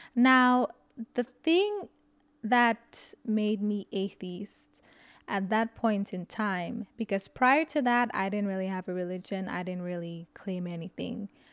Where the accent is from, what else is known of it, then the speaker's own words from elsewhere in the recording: St. Lucia; now in United States; I grew up in Saint Lucia